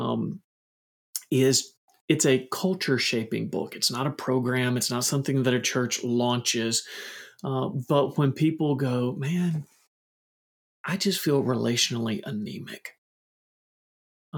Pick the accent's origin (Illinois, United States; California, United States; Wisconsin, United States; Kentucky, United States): Kentucky, United States; I'm from Kentucky. So I'm going to do that thing where I use a little Kentucky grammar